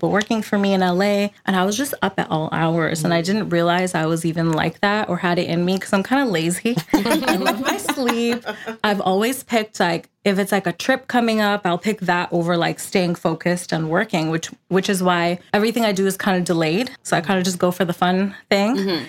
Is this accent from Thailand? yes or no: no; India; I think it's part of our culture because I'm Indian.